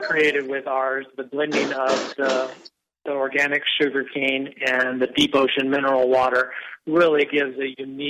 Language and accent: English; Maui, Hawaii, United States; I was born and raised here on Maui